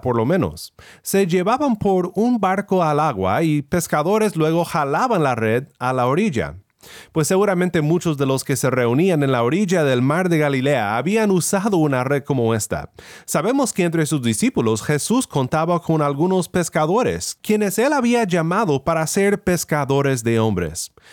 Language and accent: Spanish; Mexico; Donde yo crecí en México